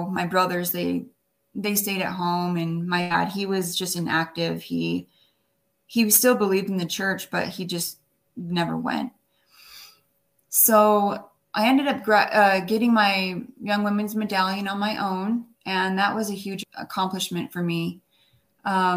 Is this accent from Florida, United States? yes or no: no; Orem, Utah, United States; also born or lived in Wyoming / New York City; we were raised in Wyoming until about 7 years old, and my mom and dad got divorced, and so we moved to Utah, and we moved to Orem and Provo area